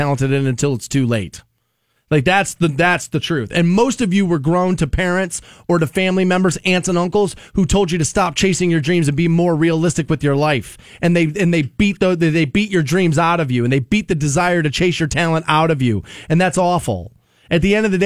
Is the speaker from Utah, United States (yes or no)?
no; Aurora Shores, Ohio, United States; I grew up in Aurora Shores, right? That's a nice neighborhood